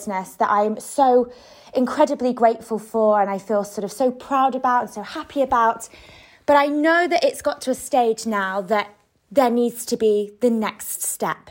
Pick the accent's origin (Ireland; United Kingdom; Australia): United Kingdom; moved away as an adult; now in Spain; I am British